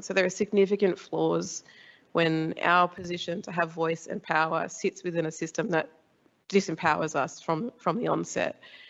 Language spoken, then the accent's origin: English; Illawarra, New South Wales, Australia; back on my home country on the south coast in the Illawarra of New South Wales. We've got a, you know, reasonable size Aboriginal community.